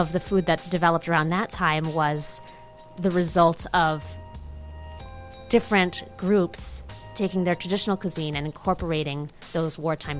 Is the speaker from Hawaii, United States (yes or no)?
yes; Honolulu, Hawaii, United States; moved away as an adult; now in Minnesota, United States; I was born and raised in Hawaii, Honolulu, Hawaii, and moved to Minnesota just about 10 years ago.